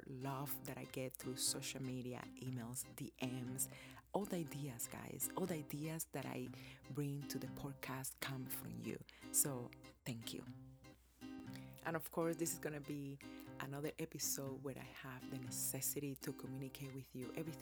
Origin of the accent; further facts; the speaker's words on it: Cuba; now in United States; growing up in Cuba and how I came to live here in America